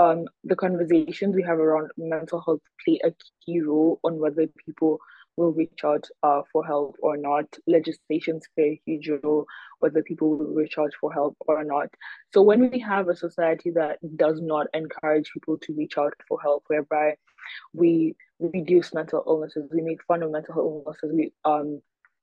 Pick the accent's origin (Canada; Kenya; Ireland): Kenya; now in United States; I am a Kenyan activist currently living in the US